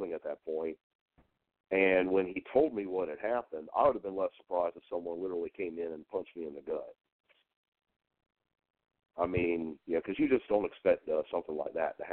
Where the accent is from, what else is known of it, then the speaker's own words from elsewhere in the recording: Cane Bay, South Carolina, United States; also born or lived in Goose Creek, South Carolina; I actually grew up near what's now Cane Bay